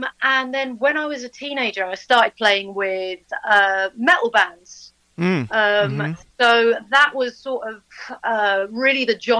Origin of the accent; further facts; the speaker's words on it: London, United Kingdom; moved away as an adult; now in Buckinghamshire, United Kingdom; I'm a London girl originally